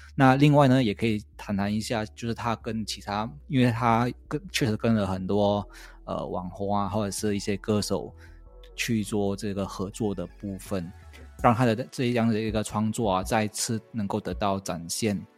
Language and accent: Chinese; Malaysia; 我是一个马来西亚人